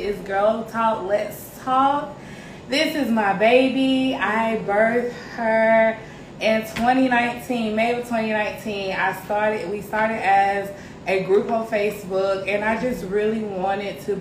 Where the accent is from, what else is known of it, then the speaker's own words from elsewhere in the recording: Columbus, Georgia, United States; now in Greenville, United States; I was born and raised in Columbus, Georgia, C-Town